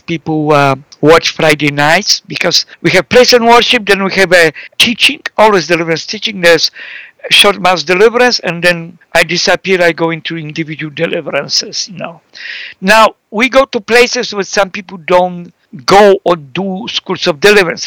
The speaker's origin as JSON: {"language": "English", "country": "Poland", "moved": "yes", "lives_now": "Canada", "said": "I live in Canada, so I'm Canadian who came from Europe 43 years ago, Central Europe, Poland, and but I lived more in Canada than Poland"}